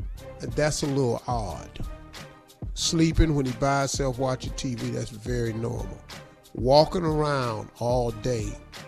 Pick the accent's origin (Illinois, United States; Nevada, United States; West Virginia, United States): West Virginia, United States; I'm from West Virginia, so I can say.